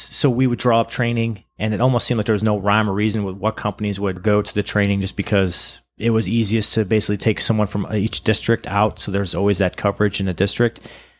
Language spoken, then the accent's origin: English; Cleveland, Ohio, United States; And then, oh my God, we're both from Cleveland. This is crazy.